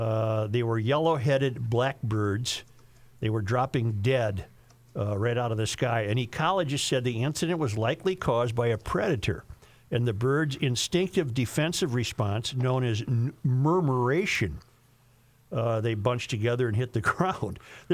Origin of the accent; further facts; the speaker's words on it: Kansas, United States; now in Iowa, United States; I'm originally from Kansas, now living in Iowa. The town I lived in was right on Highway 54.